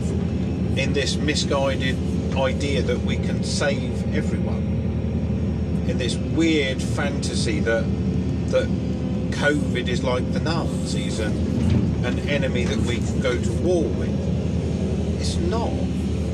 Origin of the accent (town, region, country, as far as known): England, United Kingdom